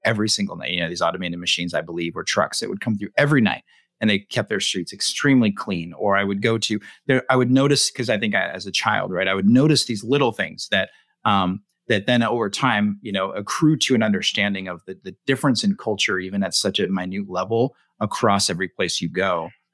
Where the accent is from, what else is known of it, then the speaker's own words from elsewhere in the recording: West Coast, United States; I grew up on the West Coast